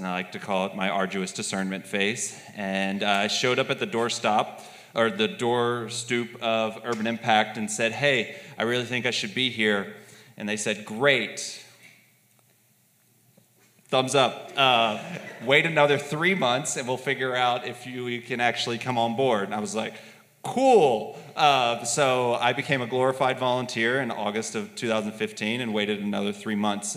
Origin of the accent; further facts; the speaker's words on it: Texas, United States; moved away as an adult; also born or lived in Louisiana; now in Pittsburgh, United States; I was born in Louisiana. I was raised in Texas, and I came to Pittsburgh in the fall of 2012 to attend graduate school